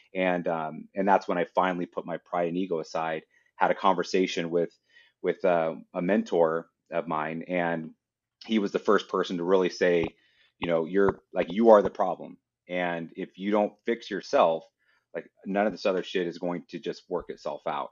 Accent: Idaho, United States; I'm from Idaho

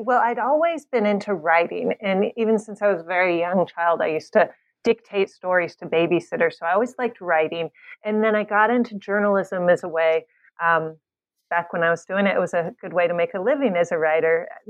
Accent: California, United States; moved away as an adult; also born or lived in Latvia / Ukraine / Kentucky; I'm born and raised in California, despite the name …. And I ended up going to University of California at San Diego for college.

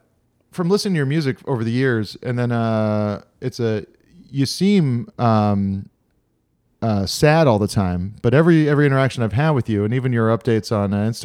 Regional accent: Hawaii, United States; moved away; when I was growing up in Hawaii

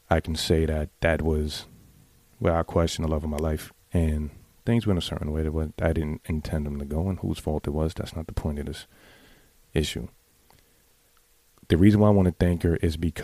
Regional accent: New York City, New York, United States; I grew up in the Bronx.

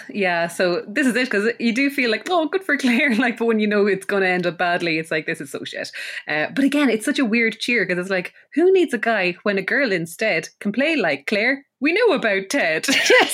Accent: Ireland; being Irish

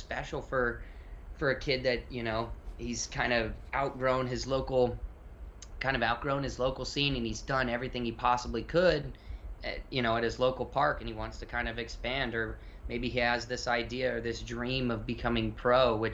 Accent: Florida, United States; I grew up in Florida

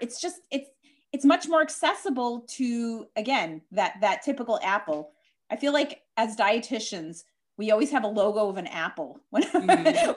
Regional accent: Chicago, Illinois, United States; accent: Chicago; moved away as an adult; now in Hewlett, United States; I'm actually originally from Chicago, uh, hence my accent

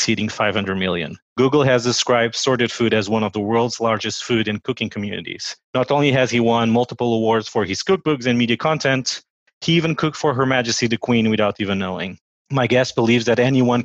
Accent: Portugal; moved away as an adult; also born or lived in United States; now in Washington, D.C., United States

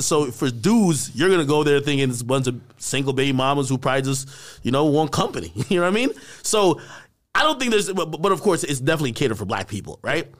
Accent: Jamaica; now in United States; I grew up in Jamaica

